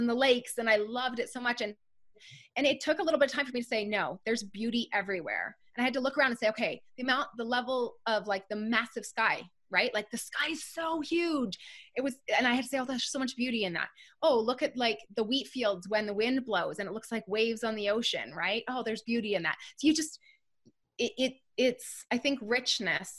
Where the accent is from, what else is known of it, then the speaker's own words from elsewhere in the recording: Canada; I'm a Canadian girl